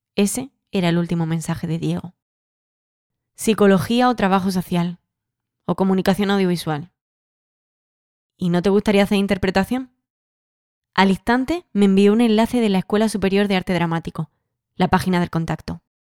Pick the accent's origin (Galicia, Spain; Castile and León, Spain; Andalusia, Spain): Andalusia, Spain; San José; la plaza de mi pueblo, en San José